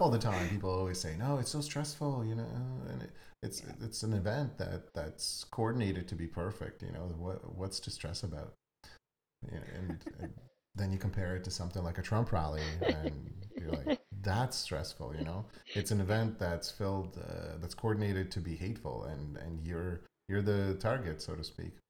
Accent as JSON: {"language": "English", "country": "Ukraine", "moved": "yes", "said": "I'm actually from Ukraine."}